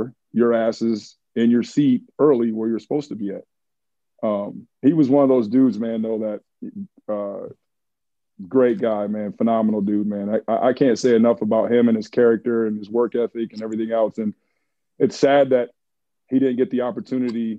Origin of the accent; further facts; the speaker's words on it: Michigan, United States; I was from Michigan